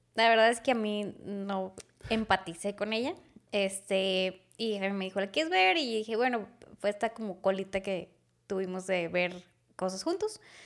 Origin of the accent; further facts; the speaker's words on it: Monterrey, Nuevo León, Mexico; los regios